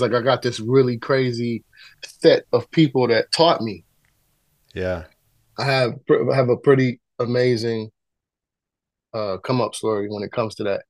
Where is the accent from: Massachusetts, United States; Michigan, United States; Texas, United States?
Michigan, United States; Detroit; also born or lived in North Carolina; I was born in North Carolina, but I was raised in Detroit.